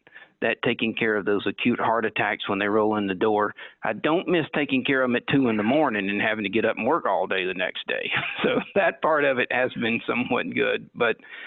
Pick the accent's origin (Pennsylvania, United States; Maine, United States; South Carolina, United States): South Carolina, United States; Anderson; now in Barberton, United States; the hometown I grew up in Anderson, South Carolina